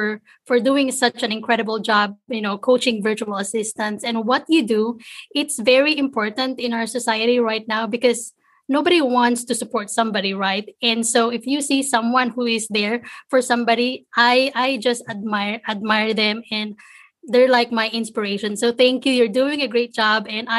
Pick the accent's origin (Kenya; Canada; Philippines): Philippines; English is a second language; moved away as an adult; now in United States; I was born and raised in the Philippines. A couple of years ago, I moved to the States. So I'm brand new here in the States